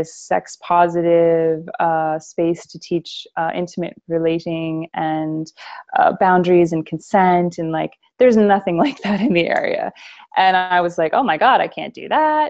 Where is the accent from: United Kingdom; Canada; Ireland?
Canada; moved away as an adult; now in United States; I grew up in Canada, but I'm living in America